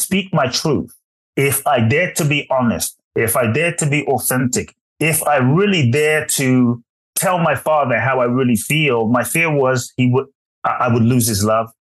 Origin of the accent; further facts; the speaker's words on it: London, United Kingdom; also born or lived in Ghana; now in United States; I was born in Ghana, West Africa. My father is from Ghana. My mother is Japanese. I grew up in London and now the US